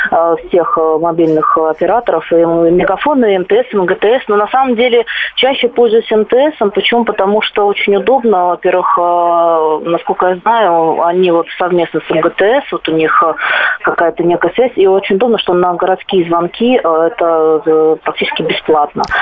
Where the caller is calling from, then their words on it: Moscow, Russia; А, я звоню вам из Москвы